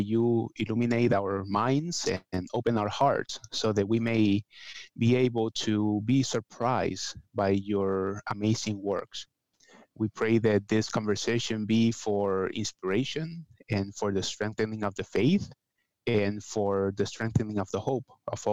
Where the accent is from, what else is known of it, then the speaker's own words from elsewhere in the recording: Puerto Rico; moved away; I am from Puerto Rico originally, but I have worked with people from all over Latin America, so I feel that I am Latin American in general and Caribbean specifically